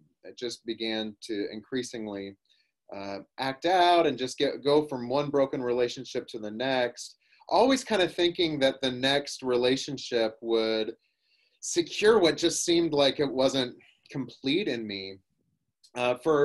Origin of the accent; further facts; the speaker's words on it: Oklahoma, United States; I grew up in Oklahoma in the Bible Belt